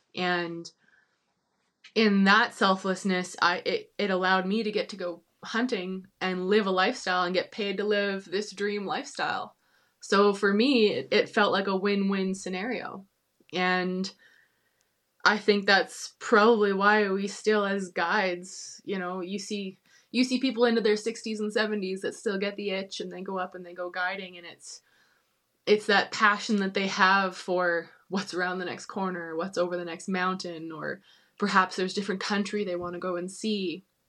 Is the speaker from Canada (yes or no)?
yes; Kelowna, British Columbia, Canada; I grew up in Kelowna